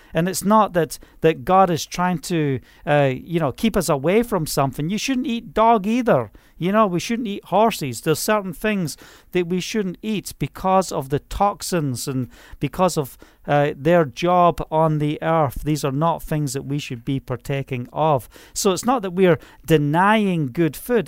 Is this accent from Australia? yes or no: no; Scotland, United Kingdom; moved away; I'm from Scotland